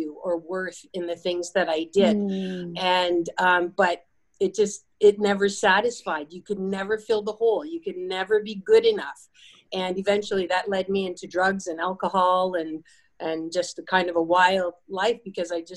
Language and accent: English; Canada; growing up in Canada